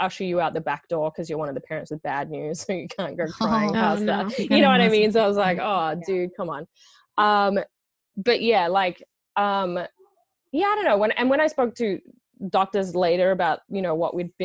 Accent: Australia; moved away as an adult; now in Los Angeles, United States; I am Australian

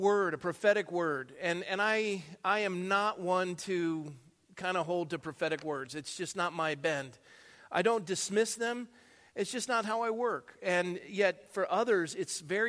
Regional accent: Coronado, California, United States; also born or lived in San Jose, California; now in Thousand Oaks, United States; I was born and raised in Coronado.

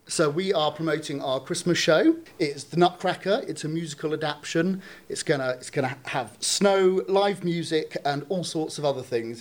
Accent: Reading, South East England, United Kingdom; moved away as an adult; also born or lived in London; I'm from Reading, but I moved back about six months ago to, to join Reading Rep

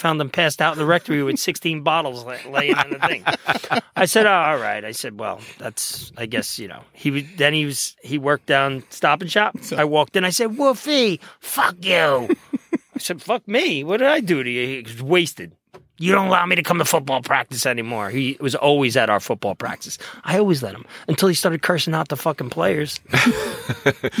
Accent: North Arlington, New Jersey, United States; I grew up in North Arlington, you know, it's a very small town, borough

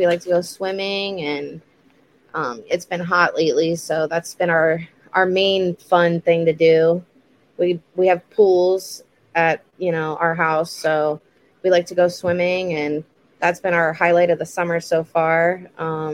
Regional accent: Port St. Lucie, Florida, United States; I'm born and raised in Port St. Lucie

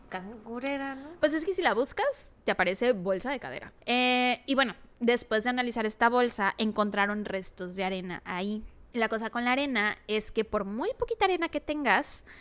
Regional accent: Mexico; Tal vez porque soy mexicana.

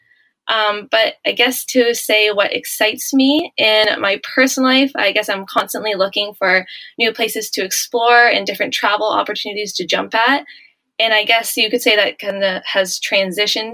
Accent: Ontario, Canada; also born or lived in Melbourne, Australia; back in Ontario where I'm from

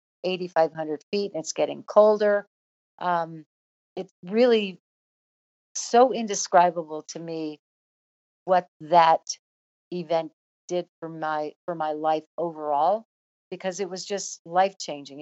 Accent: Chicago, Illinois, United States; moved away; also born or lived in Mississippi / New Jersey; I grew up in Flatland, Chicago

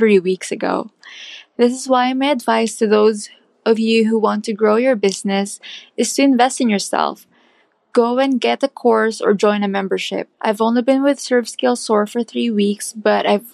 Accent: Philippines; moved away as an adult; now in Minneapolis, United States; I'm originally from the Philippines, but now I've moved to Minneapolis to start building a life with my husband

